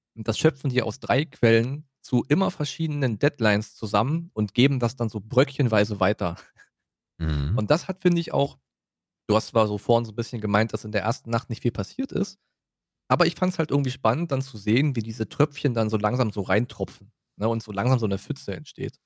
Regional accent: Germany; für uns als Deutsche

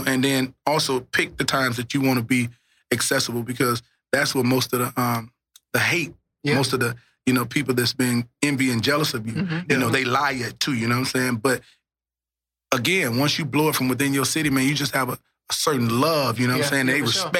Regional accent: Dallas, Texas, United States; But I'm from North Dallas, nigga. I represent the whole Dallas.

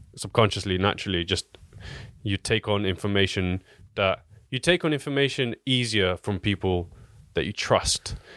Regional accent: Southampton, South East England, United Kingdom; I'm from Southampton

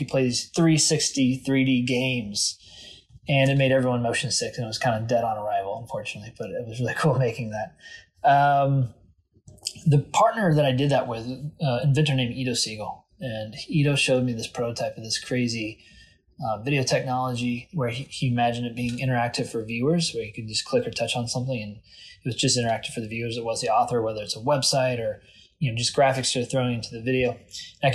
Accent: Louisville, Kentucky, United States; moved away as an adult; also born or lived in Adair County, Kentucky / San Francisco / Boston / New York; I grew up in Southern Kentucky, actually in Adair County, or better known as Adair County. And when I was 7, I moved up to Jefferson County

